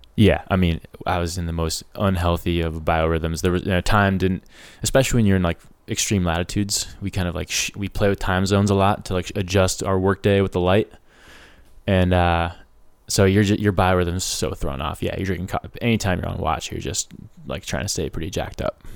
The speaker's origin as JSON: {"language": "English", "town": "Ojai", "region": "California", "country": "United States", "tie": "born or raised there", "moved": "yes", "said": "we grew up in Ojai"}